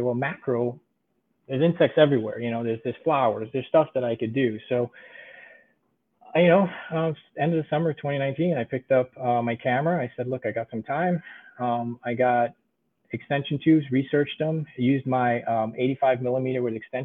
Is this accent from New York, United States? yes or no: yes; New York, United States; also born or lived in Budapest, Hungary; Lived in New York most of my life